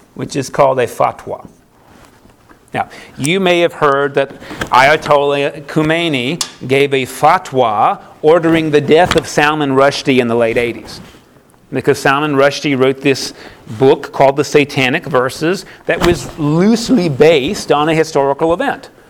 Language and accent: English; United States; I'm an American